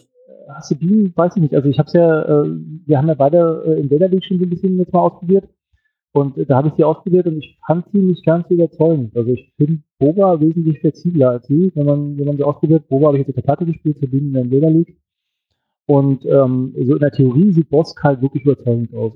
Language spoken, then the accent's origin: German; Berlin, Germany; ich komme aus Berlin